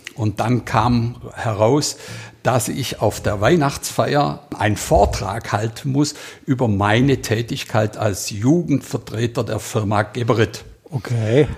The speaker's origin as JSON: {"language": "German", "town": "Heiligenberg", "region": "Baden-Württemberg", "country": "Germany", "tie": "born or raised there", "said": "800 Einwohner hatten wir in Heiligenberg, wo ich aufgewachsen bin"}